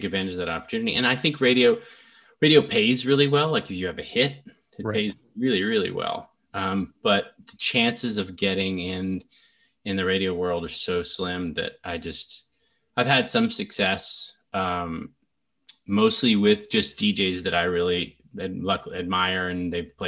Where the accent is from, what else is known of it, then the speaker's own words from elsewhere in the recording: Nashville, Tennessee, United States; I grew up in Nashville, Tennessee